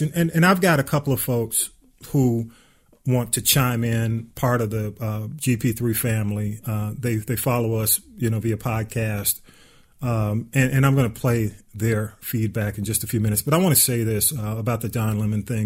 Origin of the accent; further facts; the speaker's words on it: Atlanta, Georgia, United States; I grew up on North Avenue. And of course, we all graduated from Grove Park Elementary School, the Grove Park section of the ATL